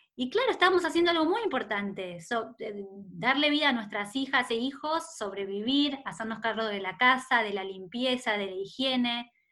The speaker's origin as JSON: {"language": "Spanish", "town": "Rosario", "region": "Santa Fe", "country": "Argentina", "tie": "born or raised there", "moved": "yes", "lives_now": "Buenos Aires, Argentina", "said": "Yo nací en Rosario, que es una ciudad muy linda de, Argentina, que está en Santa Fe"}